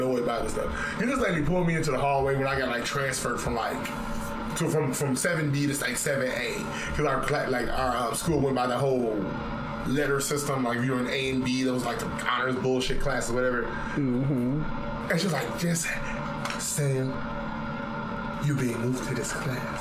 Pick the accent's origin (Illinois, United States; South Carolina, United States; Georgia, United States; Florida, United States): Illinois, United States; Chicago; moved away; I'm from Chicago, Illinois, where the only thing we do is roast people